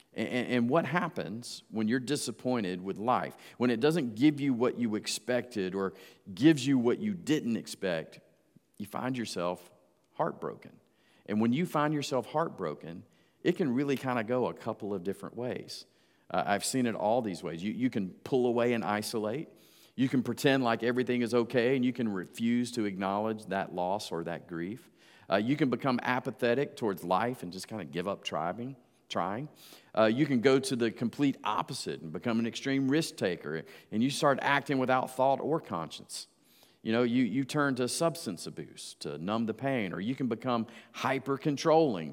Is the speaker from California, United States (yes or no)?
no; Georgia, United States; moved away; also born or lived in Jacksonville, Florida; my hometown back in Georgia.